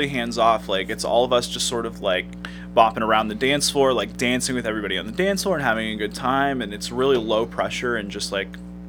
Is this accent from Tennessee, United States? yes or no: no; Pittsburgh, Pennsylvania, United States; now in Cleveland, United States; When I first moved to Cleveland, because I'm from Pittsburgh